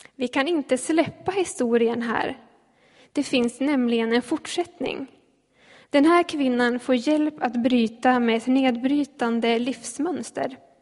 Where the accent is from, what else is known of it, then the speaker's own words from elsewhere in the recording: Ljustorp, Västernorrland County, Sweden; moved away as an adult; now in Gävle, Sweden; jag bor i Gävle för tillfället men jag kommer från Ljustorp